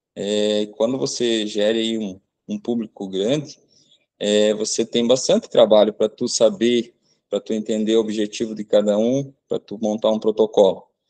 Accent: Santa Teresinha, Brazil; a minha cidade natal, aqui para Santa Teresinha

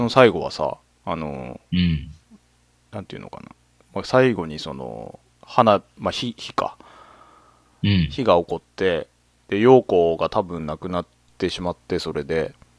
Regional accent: Akita, Japan; 僕はそれこそ秋田の出身だけど

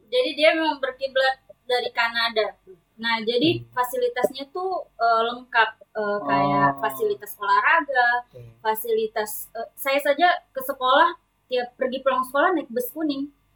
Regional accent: Sorowako, South Sulawesi, Indonesia; born or raised there

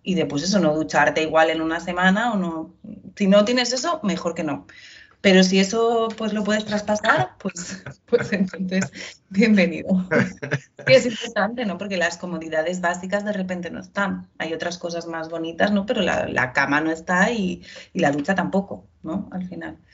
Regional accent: Ibiza, Balearic Islands, Spain; also born or lived in Pamplona; en mi tierra, ¿no? O sea, en Ibiza

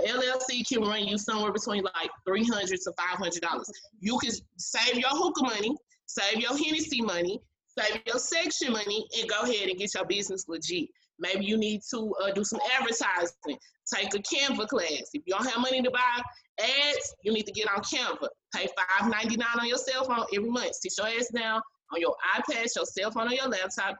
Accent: Dallas, Texas, United States; I'm from Oak Cliff

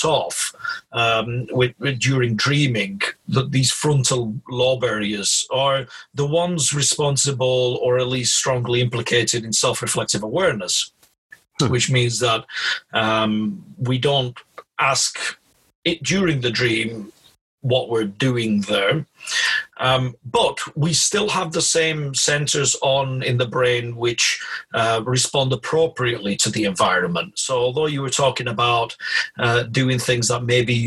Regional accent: Blackburn, North West England, United Kingdom; I was born in Blackburn in Lancashire, so this is the curse of growing up in that area

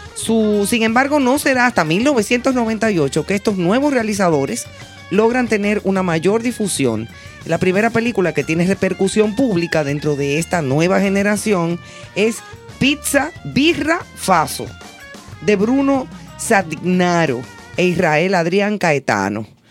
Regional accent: Dominican Republic

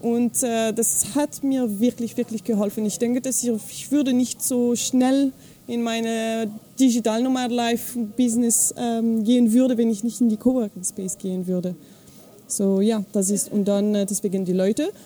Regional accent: Fribourg, Switzerland; accent: French; first language French; German is a second language; moved away; ich komme aus der Schweiz, aber also Französisch ist meine Muttersprache

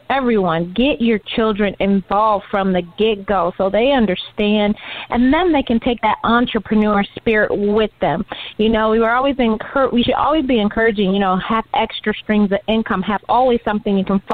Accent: Detroit, Michigan, United States; We grew up on Tolkien and Austen and Shakespeare, you know, unlike other kids in Detroit

